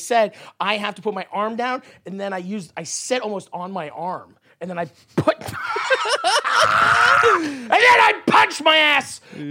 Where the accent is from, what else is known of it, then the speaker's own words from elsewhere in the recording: Toronto, Ontario, Canada; I'm from Toronto.